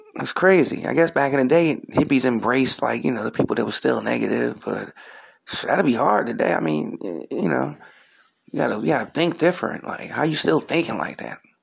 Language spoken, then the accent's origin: English; Philadelphia, Pennsylvania, United States; I'm from Philly